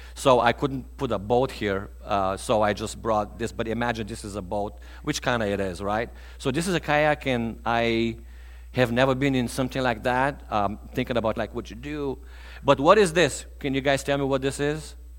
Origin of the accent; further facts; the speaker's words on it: Bulgaria; moved away as an adult; I'm originally from Eastern Europe